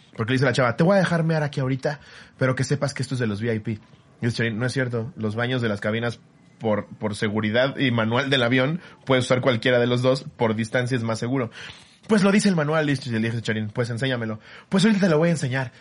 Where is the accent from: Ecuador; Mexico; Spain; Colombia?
Mexico; como mexicano